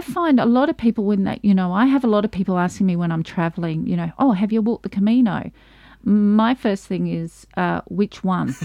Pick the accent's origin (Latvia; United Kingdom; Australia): Australia; I'm from Australia